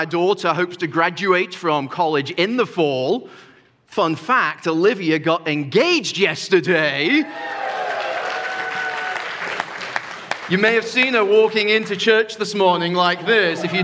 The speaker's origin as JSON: {"language": "English", "country": "United Kingdom", "moved": "as an adult", "lives_now": "United States", "said": "there is some elements of being British that remain in me. We've been here 16 years now"}